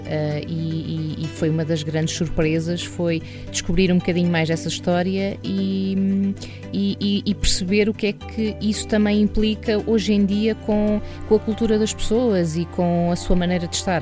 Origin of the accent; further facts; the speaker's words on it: Algarve, Portugal; eu, eu, sou algarvia